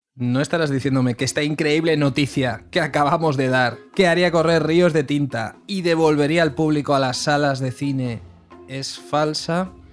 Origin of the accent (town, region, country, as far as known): Spain